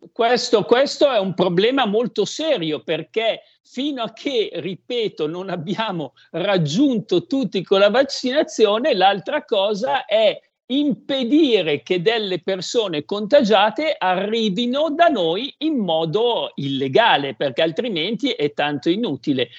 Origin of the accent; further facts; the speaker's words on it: Codogno, Lombardy, Italy; io sono di Codogno